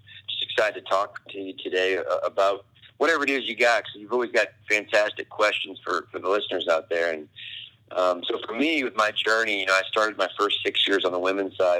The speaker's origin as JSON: {"language": "English", "region": "Indiana", "country": "United States", "moved": "yes", "said": "I'm from Indiana."}